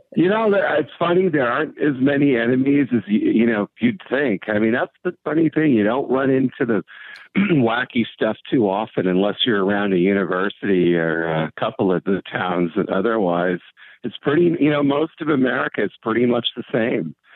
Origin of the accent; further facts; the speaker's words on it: California, United States; moved away; I know I'm not in California anymore, but I grew up in California